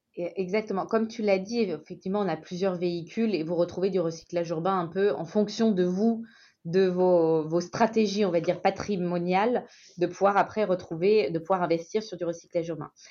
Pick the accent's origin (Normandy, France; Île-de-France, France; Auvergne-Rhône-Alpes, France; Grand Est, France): Auvergne-Rhône-Alpes, France; Saint-Étienne; Je suis stéphanoise, pure souche